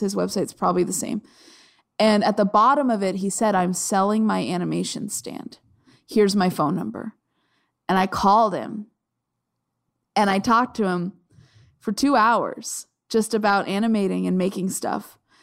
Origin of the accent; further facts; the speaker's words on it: Arizona, United States; I grew up in Arizona